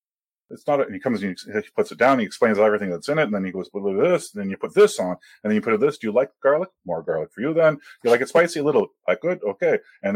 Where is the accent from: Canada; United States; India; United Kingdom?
Canada; No, I'm Canadian.